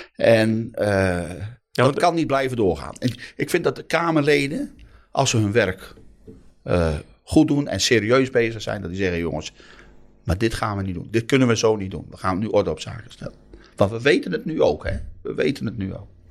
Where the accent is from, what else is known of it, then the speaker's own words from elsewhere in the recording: Noordoostpolder, Flevoland, Netherlands; ik kom uit de Noordoostpolder, elf dorpen